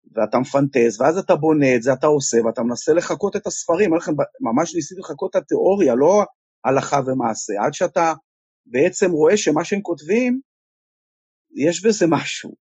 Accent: Ra'anana, Central District, Israel; also born or lived in a kibbutz; אני אה, גדלתי ברעננה

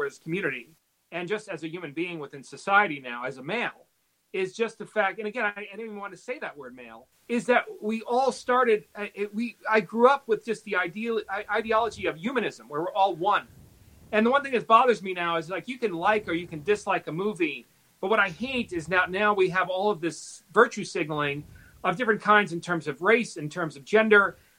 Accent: New York, United States; I grew up in New York. I was raised by my mom. She was a single mother. I was, you know, with my sister, and we were in a very extremely diverse community.

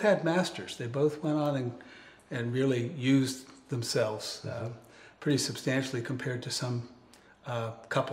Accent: Schenectady, New York, United States; moved away as an adult; now in Southern California, United States; My background is that I grew up in Schenectady, New York, way up in the snow belt, way up north

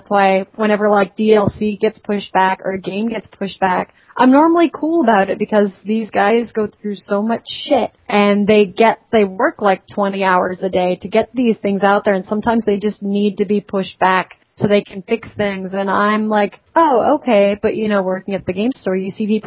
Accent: New Jersey, United States; accent: northern; now in Virginia, United States; I am from Jersey, so I don't do the whole Southern girl thing

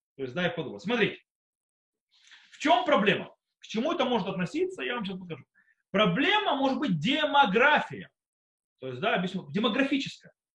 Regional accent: Israel; also born or lived in Soviet Union; я приехал в Израиле ребёнком, в принципе, подростком, в школе. Э, и я вырос в Израиле

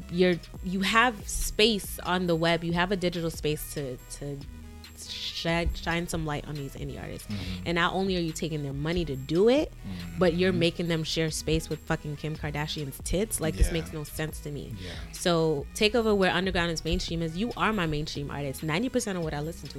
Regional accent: New York City, New York, United States; I'm from Brooklyn

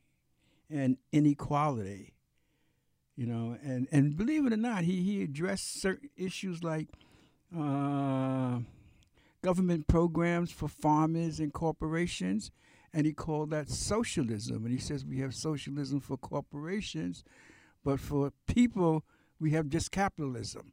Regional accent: New York City, New York, United States; we grew up in Brooklyn, man, in New York

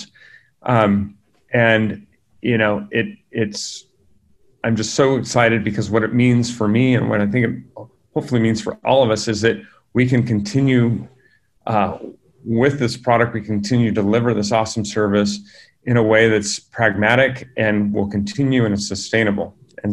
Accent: California, United States; also born or lived in San Diego; I grew up in California with working parents

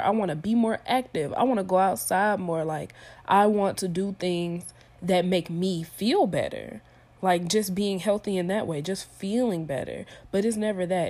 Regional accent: Stone Mountain, Georgia, United States; moved away as an adult; also born or lived in Tennessee; I'm from Stone Mountain, Georgia

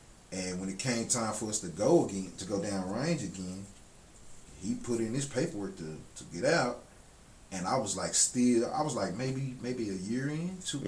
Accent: Dallas, Texas, United States; And I'm from Dallas, so cool.

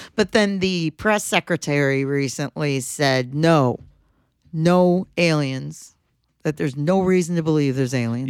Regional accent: Michigan, United States; we're from Michigan

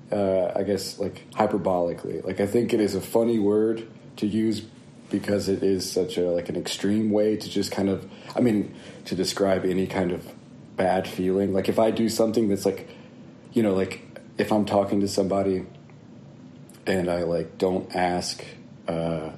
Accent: North Carolina, United States; now in Philadelphia, United States; I was born in North Carolina, and I currently live in Philadelphia, Pennsylvania

